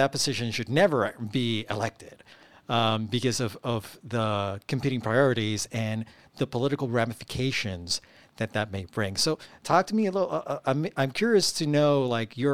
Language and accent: English; Puerto Rico; now in Virginia, United States; I come from Puerto Rico